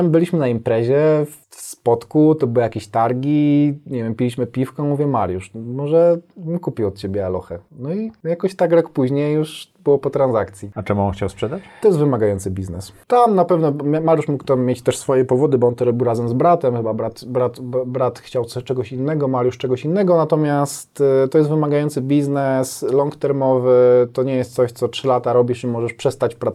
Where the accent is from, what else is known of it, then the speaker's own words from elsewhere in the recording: Bielsko-Biała, Silesian Voivodeship, Poland; Jestem z Bielska.